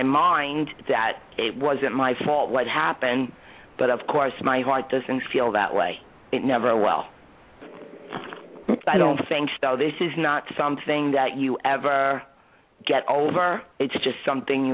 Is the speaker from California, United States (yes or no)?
no; New York, United States; I'm a New Yorker